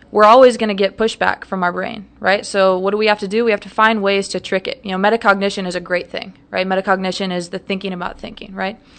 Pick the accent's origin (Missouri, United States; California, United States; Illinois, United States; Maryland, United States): Missouri, United States; St. Louis; moved away as an adult; also born or lived in Providence, Rhode Island; now in Dallas, United States; I am originally from Saint Louis, Missouri